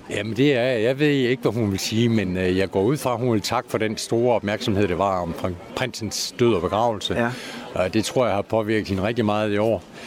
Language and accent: Danish; Christiansfeld, Southern Denmark, Denmark; moved away as an adult; also born or lived in Haderslev; now in North Zealand, Denmark; Jo, jeg er sønderjyde. Ja. Jeg er født syd for Haderslev og har boet i Christiansfeldt øh, siden 1961.